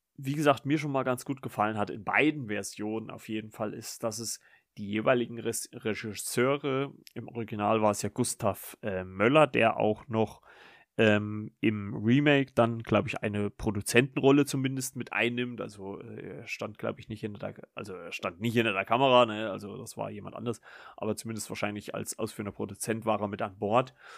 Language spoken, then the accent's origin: German; Germany; wir, äh, ja, Deutschen